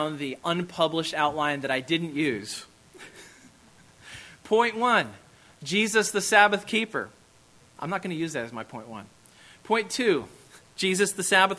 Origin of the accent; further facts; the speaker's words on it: Kansas, United States; moved away; I am from Kansas